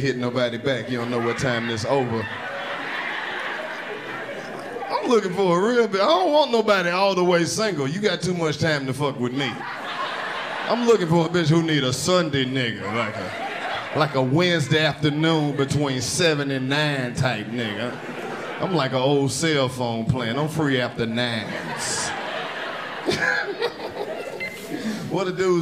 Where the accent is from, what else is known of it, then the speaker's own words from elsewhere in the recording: Mississippi, United States; I'm from Mississippi.